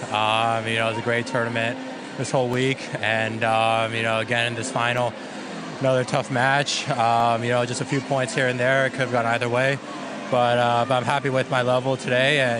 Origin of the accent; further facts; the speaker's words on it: United States; being an American